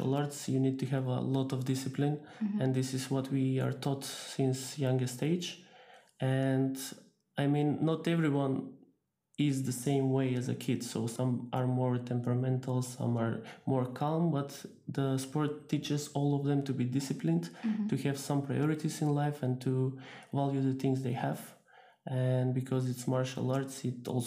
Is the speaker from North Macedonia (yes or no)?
yes; Skopje, North Macedonia; I'm coming from Skopje, North Macedonia.